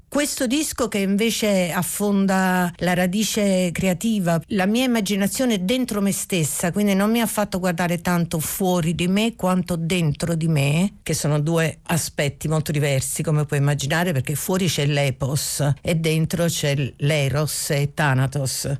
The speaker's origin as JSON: {"language": "Italian", "town": "Naples", "region": "Campania", "country": "Italy", "tie": "born or raised there", "moved": "yes", "lives_now": "Rome, Italy", "said": "io sono solo nata a Napoli ma vivo da moltissimi anni a Roma"}